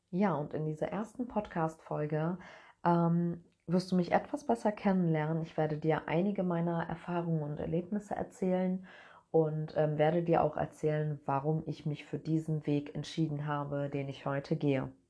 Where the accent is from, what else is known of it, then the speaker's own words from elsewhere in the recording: Cologne, North Rhine-Westphalia, Germany; Also, ich bin in Köln geboren und bin mit zwei verschiedenen Kulturen groß geworden.